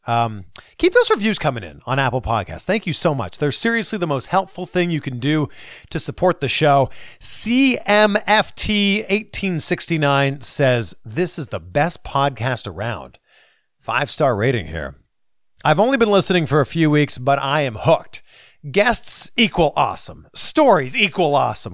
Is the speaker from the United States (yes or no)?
no; Pickering, Ontario, Canada; I'm from Pickering